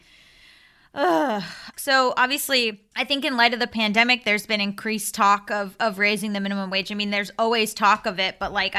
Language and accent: English; Florida, United States; I'm from Florida